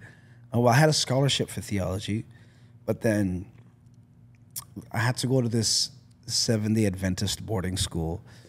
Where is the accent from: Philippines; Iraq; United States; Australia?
Philippines; Genetics and Asian, being Asian, you know? being Filipino.